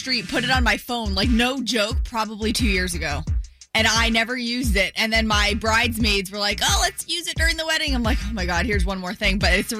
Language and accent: English; Gulf Coast, Florida, United States; now in Orlando, United States; I grew up on the Gulf Coast